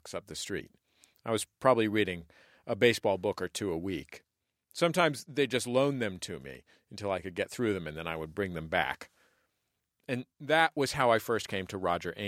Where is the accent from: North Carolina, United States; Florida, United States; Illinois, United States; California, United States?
California, United States; San Francisco; I grew up in San Francisco in the 80s and 90s